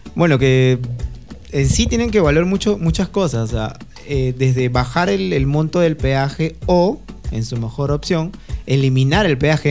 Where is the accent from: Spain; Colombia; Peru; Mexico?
Peru; Nosotros como peruanos